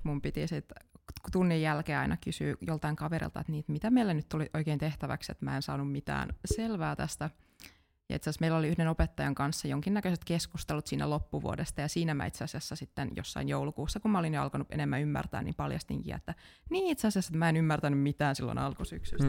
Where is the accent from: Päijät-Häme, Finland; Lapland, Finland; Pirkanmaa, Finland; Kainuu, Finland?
Kainuu, Finland; Kajaani; moved away as an adult; now in Jyväskylä, Finland; Mä oon alun perin Kajaanista kotoisin